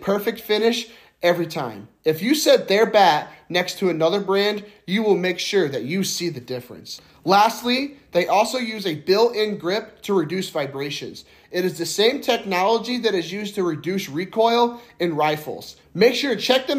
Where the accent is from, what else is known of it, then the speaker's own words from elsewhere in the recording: Indiana, United States; I'm from Indiana